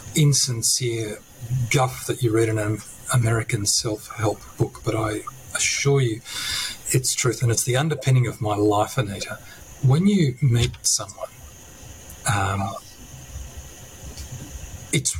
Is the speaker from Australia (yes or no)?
yes; country New South Wales, Australia; also born or lived in Sicily; now in Canberra, Australia; I'm originally from Sicily and country New South Wales